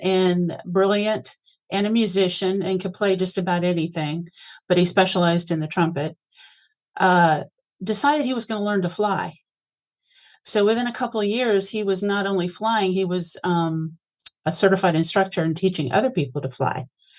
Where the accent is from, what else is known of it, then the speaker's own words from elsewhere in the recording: Beaufort, South Carolina, United States; I am a Southerner born and bred. My dad was in the Marine Corps. Jeff is nodding his head, so there it is. I was born in South Carolina in a little town called Beaufort.